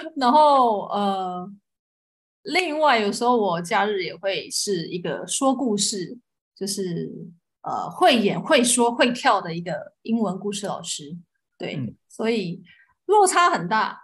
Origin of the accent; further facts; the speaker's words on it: Taiwan; 我爱是一啊个土生土长的台湾人